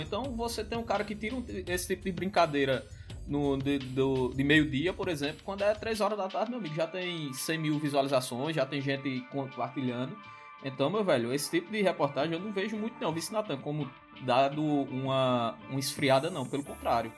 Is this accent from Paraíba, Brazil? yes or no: yes; Solânea, Paraíba, Brazil; eu sou do interior, sou de Solânia também